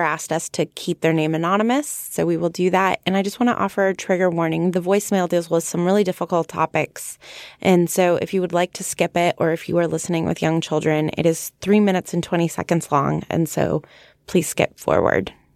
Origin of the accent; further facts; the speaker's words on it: United States; I'm from America